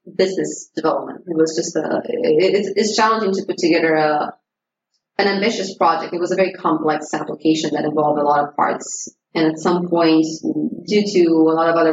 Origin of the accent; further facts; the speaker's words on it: Romania; moved away; I was from Romania